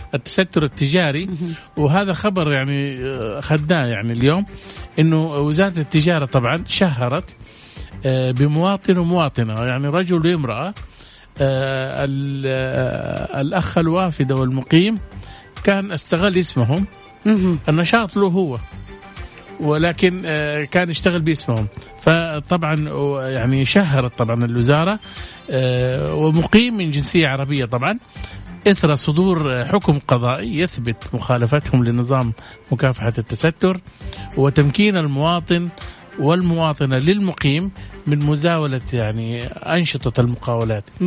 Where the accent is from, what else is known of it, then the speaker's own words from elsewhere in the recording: Saudi Arabia; احنا عندنا في السعوديه